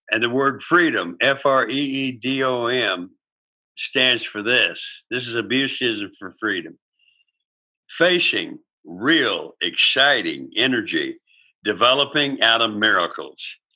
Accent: United States; I'm Native American. I got that blood, and I'm a Native American.

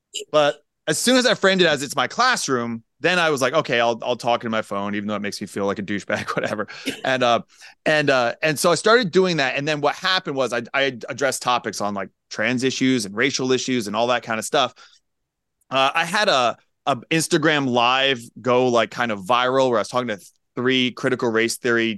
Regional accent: Pennsylvania, United States; moved away; it's a lot of transplants. You know, like I'm from Pennsylvania originally.

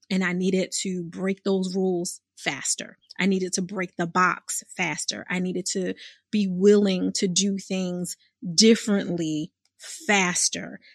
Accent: Philadelphia, Pennsylvania, United States; I'm from born and raised in Philadelphia

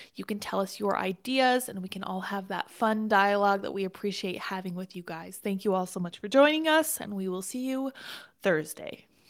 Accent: Colorado, United States; I'm from Colorado

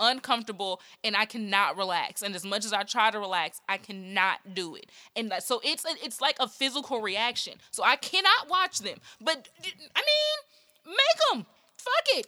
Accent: Nashville, Tennessee, United States; I'm from Nashville

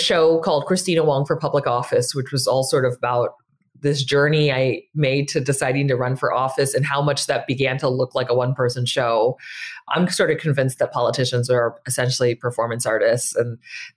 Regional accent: San Francisco, California, United States; I grew up in San Francisco. I'm a third generation Chinese American

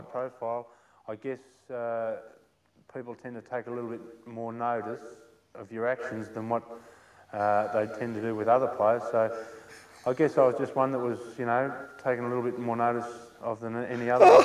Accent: Perth, Western Australia, Australia; I grew up in Perth.

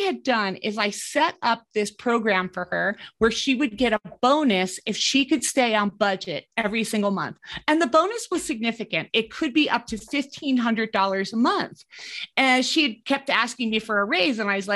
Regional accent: East Coast, United States; moved away as an adult; also born or lived in New York City / Denver / Caribbean; now in Colorado, United States; I grew up on the East Coast

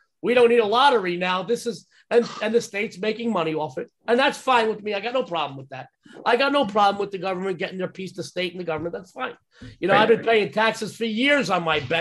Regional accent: New York, United States; now in Las Vegas, United States; I'm a New Yorker. I'm a Las Vegan, but I'm a New Yorker. You probably didn't get that from my accent

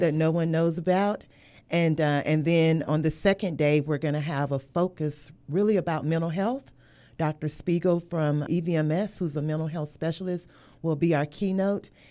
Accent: Texas, United States; moved away as an adult; also born or lived in Louisiana / Virginia; now in Hampton Roads, United States; I grew up in the state of Texas

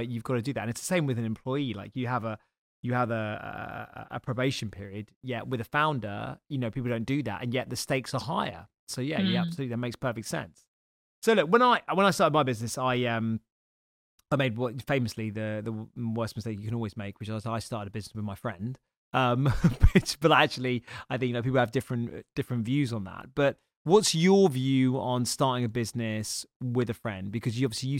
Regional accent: United Kingdom; we're both British

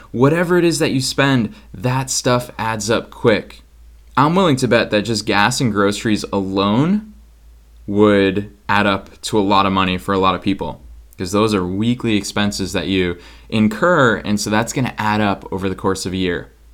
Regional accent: Boston, Massachusetts, United States; moved away as an adult; now in Los Angeles, United States; I'm coming at you from Boston, Massachusetts, my hometown where I grew up, lived here my entire life before I moved to Los Angeles this year

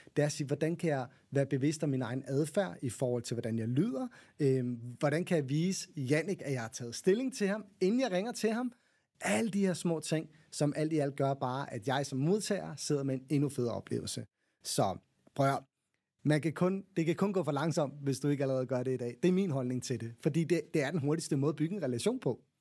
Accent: Copenhagen, Capital Region of Denmark, Denmark; jeg er også københavner

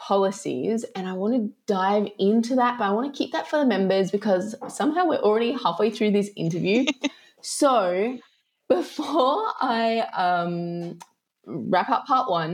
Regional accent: Australia; now in Italy

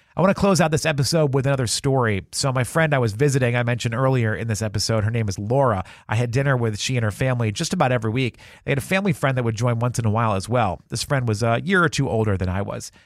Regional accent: Salem, New Hampshire, United States; I grew up in Salem, New Hampshire, which, if you're not familiar, is approximately 30 minutes north of Boston.

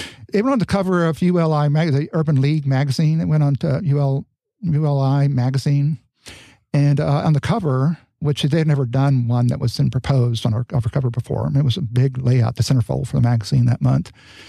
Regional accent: California, United States; I claimed I was from California, even though when people I speak, they say, well, part of California, Southern, you know, and then particularly in New York, where they could really hear the accent.

